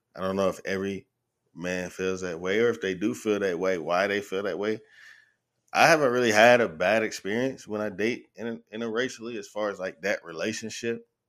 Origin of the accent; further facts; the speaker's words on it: the South, United States; I'm from the South